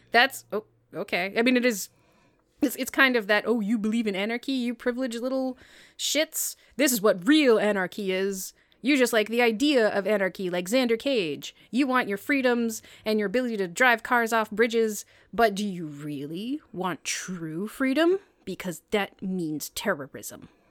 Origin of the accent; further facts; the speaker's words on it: United States; I'm American